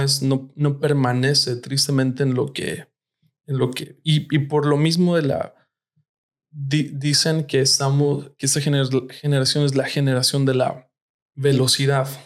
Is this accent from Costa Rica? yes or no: no; Mexico City, Mexico; moved away as an adult; also born or lived in Tehuacán, Puebla; now in United States